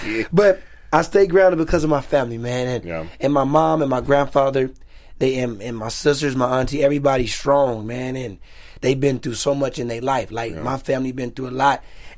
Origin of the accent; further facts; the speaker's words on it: Pasadena, California, United States; also born or lived in Altadena; Pasadena, Altadena, California.